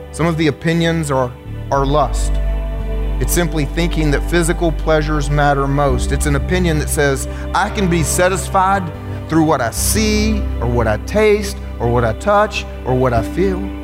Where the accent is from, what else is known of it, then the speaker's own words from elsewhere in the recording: United States; I'm an American